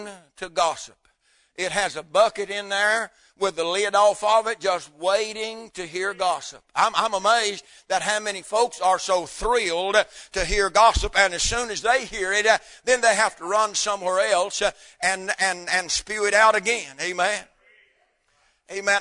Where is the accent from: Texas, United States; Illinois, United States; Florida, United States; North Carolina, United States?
North Carolina, United States; moved away; where I was raised up in North Carolina